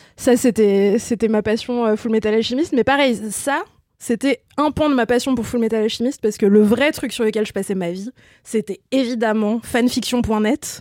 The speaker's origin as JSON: {"language": "French", "area": "Ain, near Lyon", "region": "Auvergne-Rhône-Alpes", "country": "France", "tie": "born or raised there", "moved": "yes", "said": "un bled de, 7000 habitants à à peu près 25 km de Lyon"}